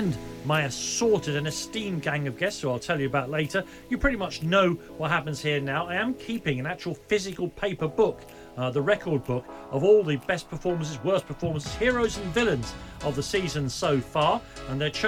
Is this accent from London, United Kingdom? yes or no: yes; London, United Kingdom; I was born and brought up in Islington